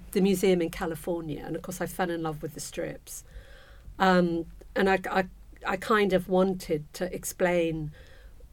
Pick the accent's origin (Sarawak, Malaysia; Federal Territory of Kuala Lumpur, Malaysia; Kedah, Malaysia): Federal Territory of Kuala Lumpur, Malaysia; Kuala Lumpur; now in United Kingdom; I was brought up in Kuala Lumpur, Malaysia